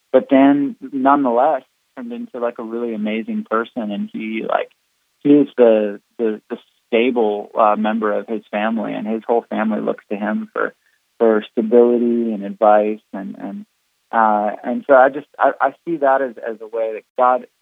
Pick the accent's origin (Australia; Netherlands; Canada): Canada; moved away; being Canadian originally